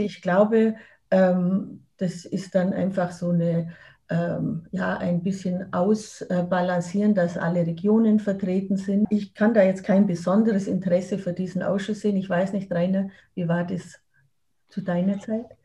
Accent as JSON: {"language": "German", "country": "Germany", "said": "Als Deutsche"}